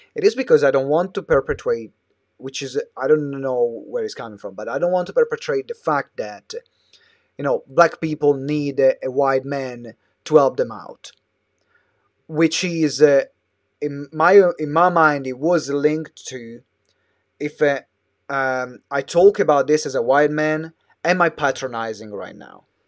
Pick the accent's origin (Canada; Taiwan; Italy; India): Italy; moved away as an adult; now in London, United Kingdom; I moved away from Italy